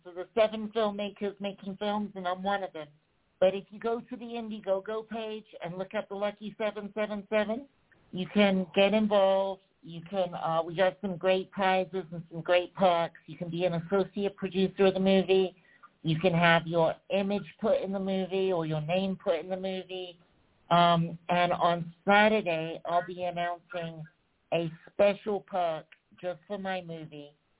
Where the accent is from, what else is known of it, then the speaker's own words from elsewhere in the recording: South East England, United Kingdom; I'm originally from England. I'm from Surrey. I know I probably sound American to English people now, but I am from England.